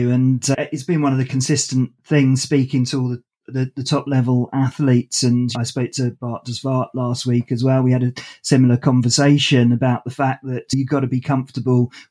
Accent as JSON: {"language": "English", "town": "Klitmoller", "region": "North Denmark Region", "country": "Denmark", "tie": "born or raised there", "said": "growing up in Klitmuller, there weren't huge amounts of uh, cinemas to hang about in."}